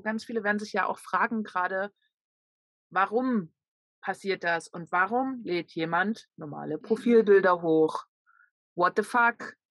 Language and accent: German; Leipzig, Saxony, Germany; von meiner Heimatstadt